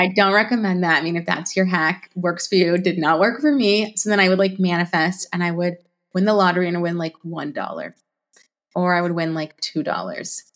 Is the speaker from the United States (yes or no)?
yes; Alaska, United States; also born or lived in Florida; I'm from Alaska